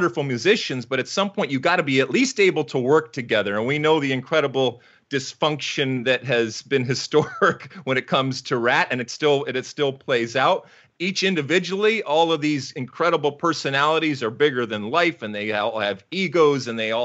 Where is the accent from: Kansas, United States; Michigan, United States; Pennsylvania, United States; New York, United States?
Michigan, United States; Detroit; I was growing up in Detroit and in the Midwest